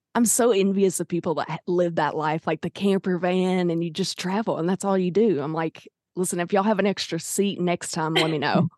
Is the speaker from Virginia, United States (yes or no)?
no; Arkansas, United States; I'm from Arkansas